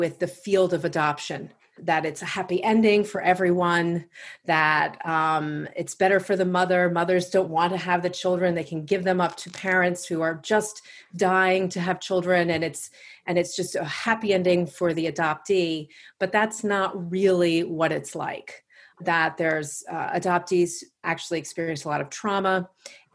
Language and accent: English; Long Island, New York, United States; accent: Long Island; now in Washington, D.C., United States; I'm from Long Island, New York, and you'll probably hear my Long Island accent pop in from time to time